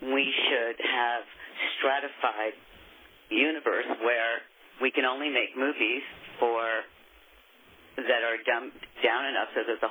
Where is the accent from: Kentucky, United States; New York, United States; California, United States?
New York, United States; now in Texas, United States; I've lived in Texas for 20 years. I'm from New York